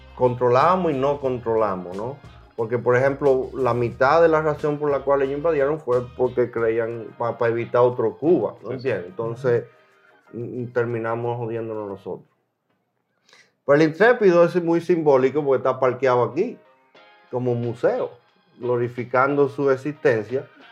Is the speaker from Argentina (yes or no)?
no; Dominican Republic; now in United States; ya yo me fui de mi país, eso no quiere decir que yo no soy dominicano